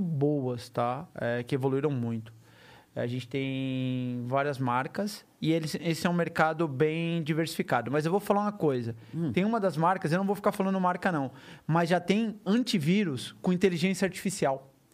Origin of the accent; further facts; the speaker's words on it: Brazil; eu sou brasileiro